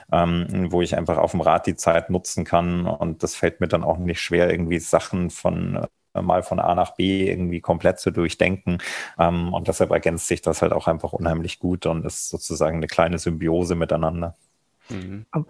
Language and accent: German; Thuringia, Germany; ich bin in Thüringen aufgewachsen